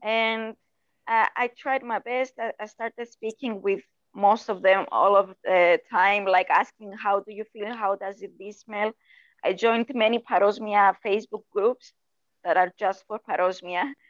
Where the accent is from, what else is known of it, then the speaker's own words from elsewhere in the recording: Cyprus; I was born in Cyprus.